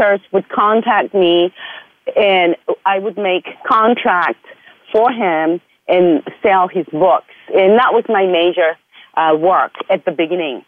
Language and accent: English; Japan; moved away as an adult; also born or lived in Portland, Oregon, United States / Costa Rica; I was born in Japan and raised in Japan until I finished high school